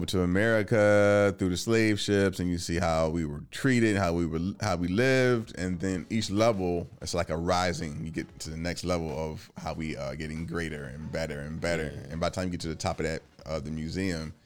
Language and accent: English; Richmond, Virginia, United States; now in Washington, DC, United States; I'm from Richmond